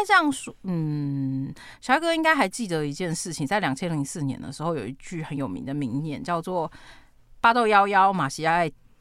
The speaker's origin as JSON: {"language": "Chinese", "town": "Taichung", "country": "Taiwan", "said": "身为台中人"}